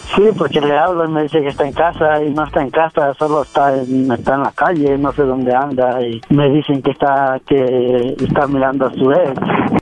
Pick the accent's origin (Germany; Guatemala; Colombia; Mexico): Mexico; Guerrero; now in Veracruz, Mexico; yo soy de Guerrero